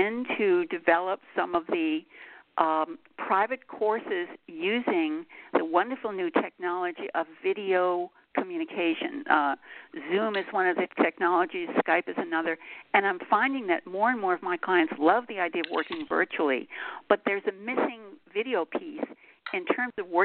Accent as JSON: {"language": "English", "town": "Boston", "region": "Massachusetts", "country": "United States", "also_born_or_lived": "Montreal, California, United States", "moved": "yes", "lives_now": "Los Angeles, United States", "said": "I was a Bostonian"}